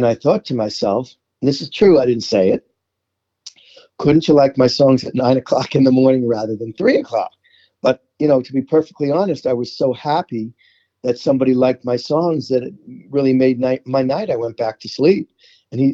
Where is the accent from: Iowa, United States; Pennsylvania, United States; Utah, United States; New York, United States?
New York, United States; New York City; accent: New York; moved away as an adult; also born or lived in Brooklyn, New York; now in Los Angeles, United States; I was born in New York, born in Brooklyn, raised in Queens